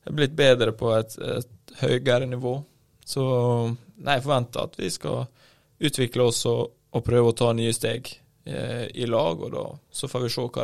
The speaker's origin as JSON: {"language": "Norwegian", "town": "Ålesund", "region": "Møre og Romsdal", "country": "Norway", "said": "jeg kom jo fra, eh, fra Ålesund"}